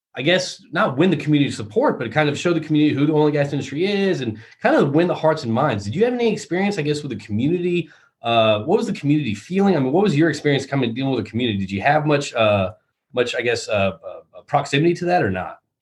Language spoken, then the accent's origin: English; Connecticut, United States; now in Houston, United States; I grew up in Connecticut